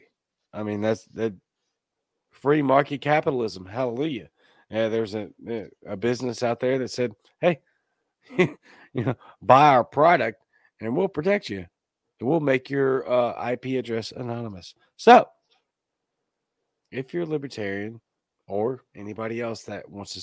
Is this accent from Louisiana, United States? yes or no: yes; Baton Rouge, Louisiana, United States; moved away as an adult; now in Mississippi, United States; I am from Louisiana. I'm from Baton Rouge, Louisiana, born and raised